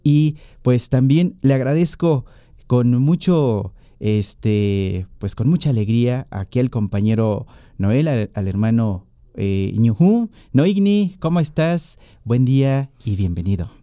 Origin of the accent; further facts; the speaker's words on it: Tierra Colorada, Veracruz, Mexico; mi comunidad de Tierra Colorada, Tlachichilco, Veracruz